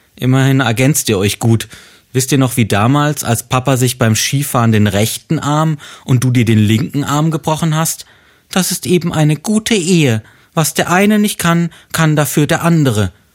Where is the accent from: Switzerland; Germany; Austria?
Germany; Freiburg, Baden-Württemberg; moved away; meiner Heimatstadt Freiburg